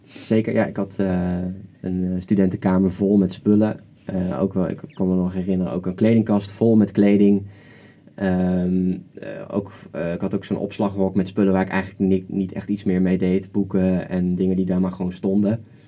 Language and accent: Dutch; Netherlands; we als Nederlanders